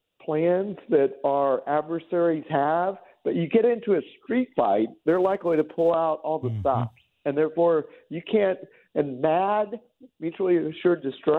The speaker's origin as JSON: {"language": "English", "town": "Independence", "region": "Missouri", "country": "United States", "tie": "born or raised there", "said": "I'm also a Missouriite. I grew up in Independence, Missouri"}